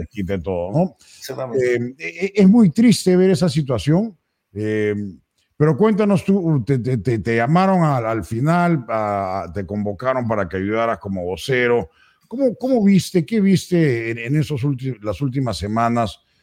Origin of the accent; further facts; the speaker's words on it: Peru; now in United States; Yo sí fui al Marca, uno de los mejores colegios del Perú